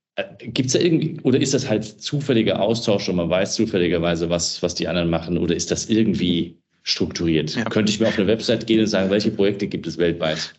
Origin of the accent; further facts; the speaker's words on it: Wiesbaden, Hesse, Germany; Wiesbaden finde ich ein schönes Beispiel, ist meine Heimatstadt